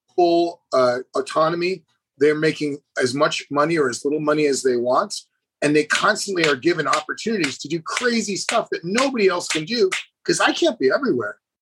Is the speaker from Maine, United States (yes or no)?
yes; Maine, United States; moved away; I'm from Maine. I grew up on a farm